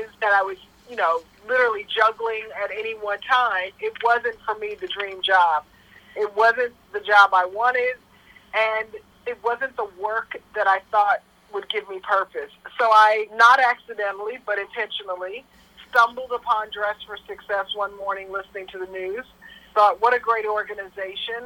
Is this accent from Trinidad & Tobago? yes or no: no; Tulsa, Oklahoma, United States; moved away as an adult; now in New York, United States; So I moved to Oklahoma when I was in my tween years. I was about 12. My mother's job transferred from New York.